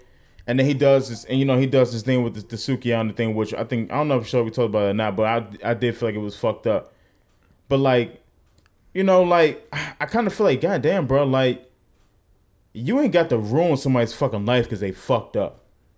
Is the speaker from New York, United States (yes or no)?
yes; Bronx, New York, United States; also born or lived in Harlem; Listen, I was born in Harlem, raised in the Bronx